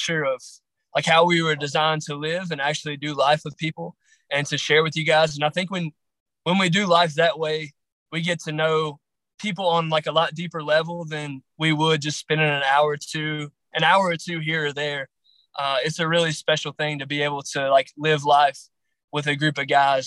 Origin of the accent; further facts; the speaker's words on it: Grayson County, Southwest Virginia, United States; I'm from Southwest Virginia. Grayson County, more specific. It's in the Appalachian Mountains.